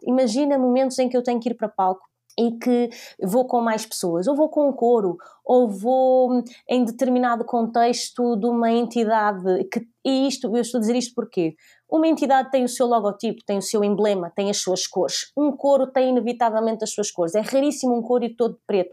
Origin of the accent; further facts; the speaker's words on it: Maia, Norte, Portugal; also born or lived in Lisbon; Eu sou lisboeta, mas eh, basicamente nasci em Lisboa, vivi até os meus 4 anos e depois eh, a minha família mudou-se para, para a Maia